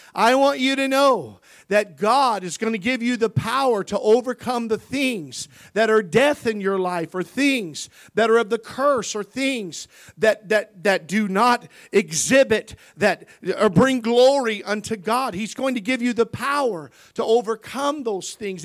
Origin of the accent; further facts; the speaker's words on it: Missouri, United States; We grew up in Missouri.